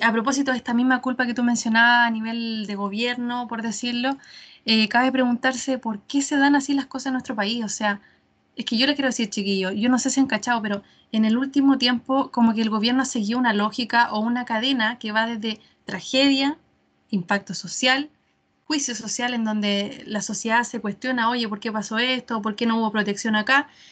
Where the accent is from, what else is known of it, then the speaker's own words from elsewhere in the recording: Chile; nosotros como chilenos